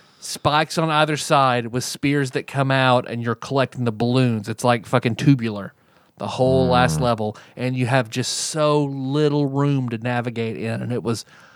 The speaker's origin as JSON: {"language": "English", "region": "Southern United States", "country": "United States", "accent": "southern", "said": "with my southern accent"}